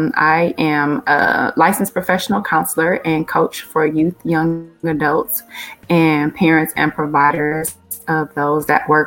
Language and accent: English; Milwaukee, Wisconsin, United States; now in Atlanta, United States; So I am originally from Milwaukee, born and raised. I am currently living in Atlanta, Georgia.